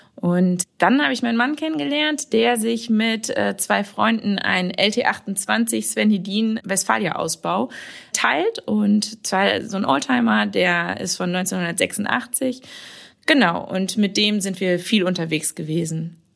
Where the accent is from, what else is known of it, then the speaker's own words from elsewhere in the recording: Warendorf, North Rhine-Westphalia, Germany; ich komme aus Warendorf, das ist äh, ja direkt ums Eck von Sassenberg